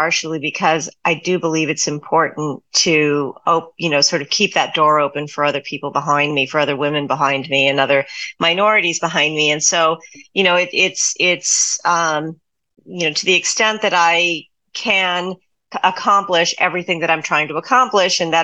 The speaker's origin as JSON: {"language": "English", "region": "South Texas", "country": "United States", "moved": "as an adult", "said": "I was coming from South Texas"}